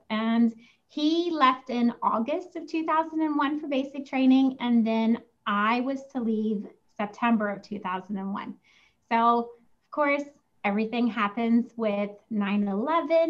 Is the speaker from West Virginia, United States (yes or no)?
yes; West Virginia, United States; growing up in West Virginia, we didn't have a lot of, you know, money